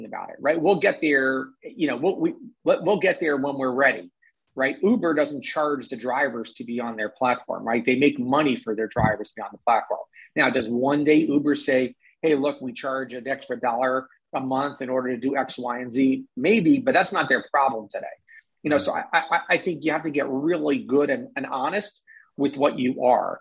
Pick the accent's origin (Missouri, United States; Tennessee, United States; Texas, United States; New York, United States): New York, United States; I'm a New Yorker